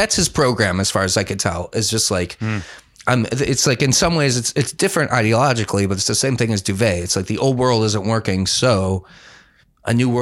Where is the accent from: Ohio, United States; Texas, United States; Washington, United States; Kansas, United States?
Ohio, United States; Cleveland; accent: Cleveland; my Cleveland accent